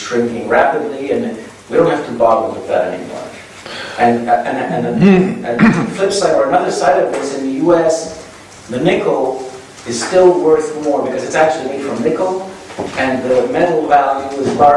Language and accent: English; Canada; I'm a Canadian